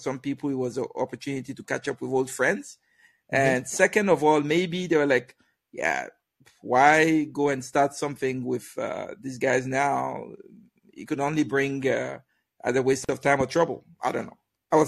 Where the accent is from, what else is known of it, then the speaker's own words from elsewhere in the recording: Germany; Me and my friend that we came from Germany.